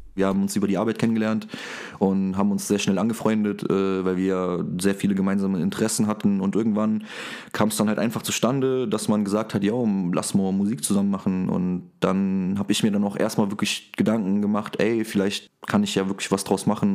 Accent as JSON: {"language": "German", "region": "Saarland", "country": "Germany", "said": "Ich rappe und ich komme aus dem Saarland"}